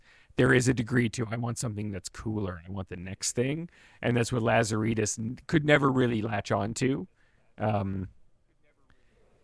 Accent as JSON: {"language": "English", "country": "Canada", "tie": "born or raised there", "said": "yeah, all our cities are named after French and British locations, right? Or Scottish in the case of my hometown"}